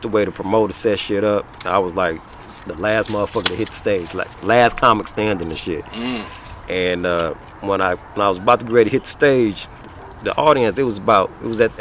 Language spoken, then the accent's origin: English; Flint, Michigan, United States; moved away; also born or lived in California; Originally, I'm from Flint, man. Flint, Michigan.